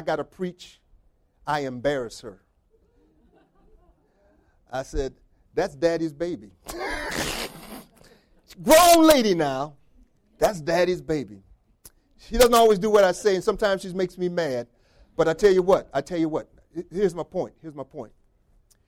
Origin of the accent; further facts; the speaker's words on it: the North, New York, United States; now in Rochester, United States; I'm from the North. I'm a Yankee